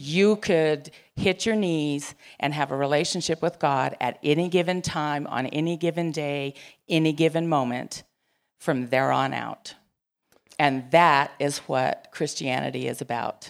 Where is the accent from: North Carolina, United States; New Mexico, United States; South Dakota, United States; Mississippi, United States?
New Mexico, United States; Gallup; I grew up in Gallup, and there were lots of Catholics